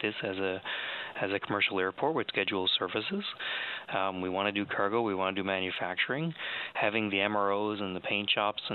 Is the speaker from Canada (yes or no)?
yes; St. John's, Newfoundland and Labrador, Canada; also born or lived in Ontario; now in Stephenville, Canada; I'm from Newfoundland originally. I'm from St. John's.